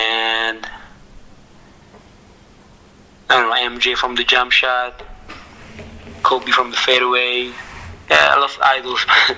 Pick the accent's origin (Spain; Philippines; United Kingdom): Philippines; English is a second language; now in Italy; I'm in Italy, but I'm Filipino, yeah. But I'm very proud to be Pinoy. I'd be proud to be Filipino